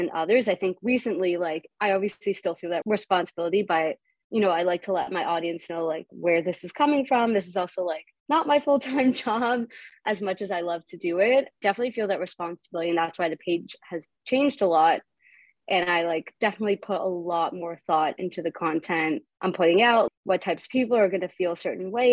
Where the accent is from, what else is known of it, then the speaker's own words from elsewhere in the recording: Canada; a Canadian Ashkenazi 25-year-old